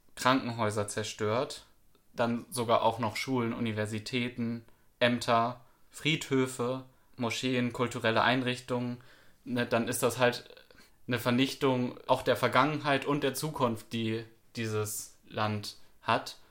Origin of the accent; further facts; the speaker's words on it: Germany; uns als Deutsche